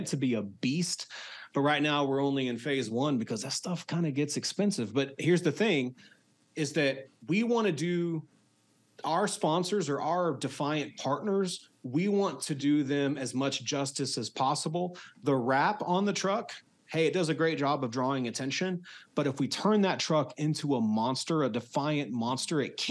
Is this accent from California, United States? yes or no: no; Texas, United States; I'm a seventh generation Texan